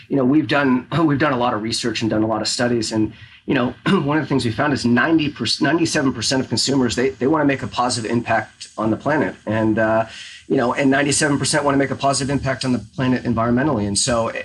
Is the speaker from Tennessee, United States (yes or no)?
no; Northern California, United States; now in Portland, United States; I grew up in NorCal